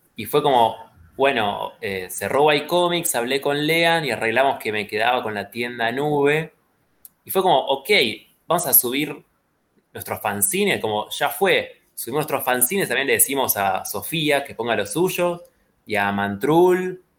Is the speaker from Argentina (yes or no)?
yes; Rosario, Santa Fe, Argentina; nací en Rosario